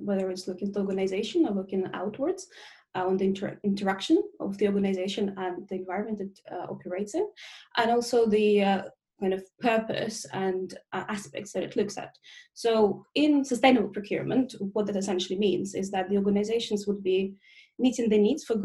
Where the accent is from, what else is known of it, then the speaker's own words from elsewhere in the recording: Russia; now in London, United Kingdom; I'm originally from Russia, but I've lived in the UK more, I guess, longer than I was in Russia. So I now say I'm a Russian Londoner